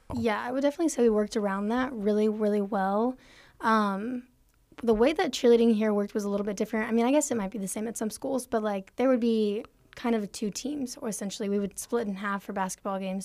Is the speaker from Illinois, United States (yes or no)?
no; Austin, Texas, United States; now in Abilene, United States; I'm from Austin, Texas